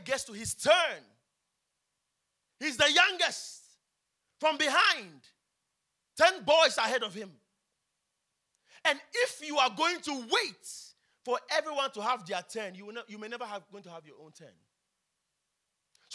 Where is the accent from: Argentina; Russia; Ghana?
Ghana; Accra, Greater Accra; I was born in Kolebu